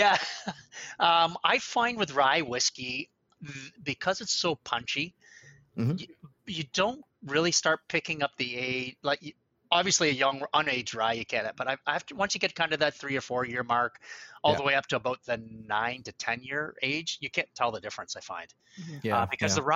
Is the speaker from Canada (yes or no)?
yes; Canada; as Canadians